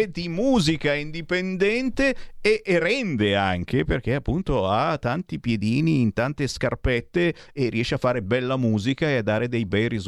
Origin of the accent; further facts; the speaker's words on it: Treviolo, Lombardy, Italy; Io sono di Treviolo. Treviolo